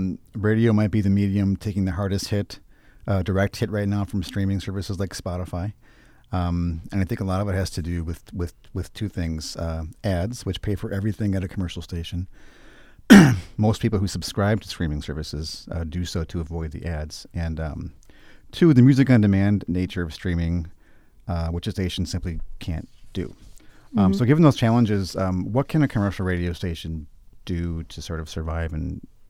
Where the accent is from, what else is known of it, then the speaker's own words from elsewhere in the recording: Twin Cities, Minnesota, United States; I'm from the Twin Cities